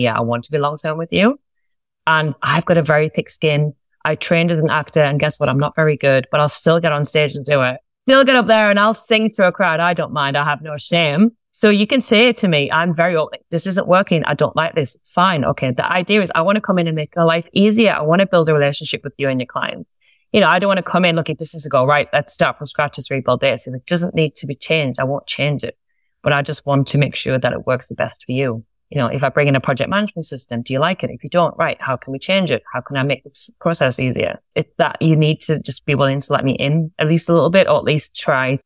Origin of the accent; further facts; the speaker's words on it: Sunderland, North East England, United Kingdom; moved away as an adult; now in Australia; I'm from a place called Sunderland in England, and I've been in Australia several years now, and I get to stay here, which is wonderful. That's where I'm originally from